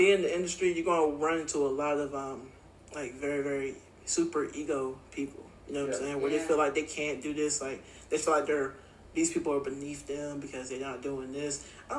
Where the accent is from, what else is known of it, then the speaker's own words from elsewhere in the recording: the South, United States; But I'm like super from the South. Yeah. So it's like we had sweet tea.